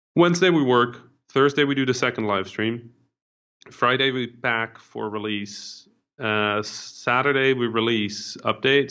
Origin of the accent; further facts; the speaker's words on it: Netherlands; English is a second language; I didn't speak English, right? I was mm-hmm. a Dutch kid